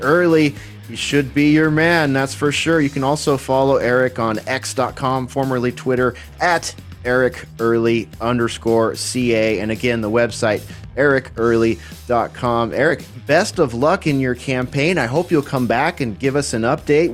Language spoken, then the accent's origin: English; California, United States; moved away as an adult; now in Texas, United States; I'm a Californian living in Texas now